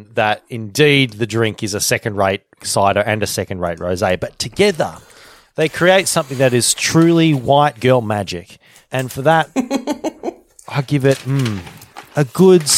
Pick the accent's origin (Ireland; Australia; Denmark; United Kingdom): Australia; I am Australian